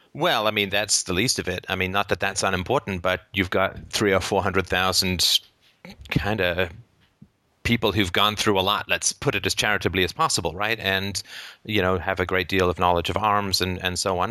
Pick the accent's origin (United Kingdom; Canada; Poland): Canada; from Canada